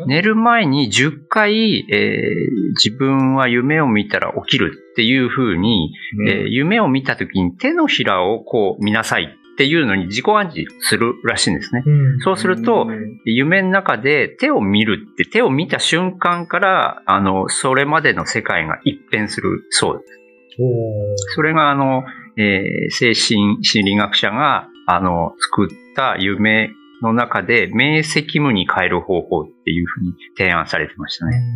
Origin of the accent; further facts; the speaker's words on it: Iwate, Japan; moved away as an adult; also born or lived in Nagaoka, Niigata / Fujisawa, Kanagawa / Australia / Kanto; now in Okinawa, Japan; もともとは岩手県ですね